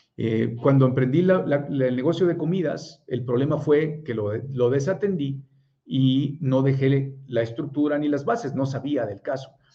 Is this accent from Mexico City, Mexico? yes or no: no; Monterrey, Nuevo León, Mexico; also born or lived in Puebla; soy de Puebla, pero tengo 42 años y tengo 41 años de vivir en Monterrey, o sea que soy regiomontano